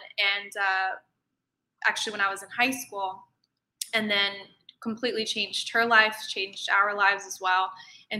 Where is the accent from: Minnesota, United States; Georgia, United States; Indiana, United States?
Indiana, United States; moved away as an adult; also born or lived in Egypt; now in New York City, United States; I actually am originally from Indiana. I grew up in Indiana.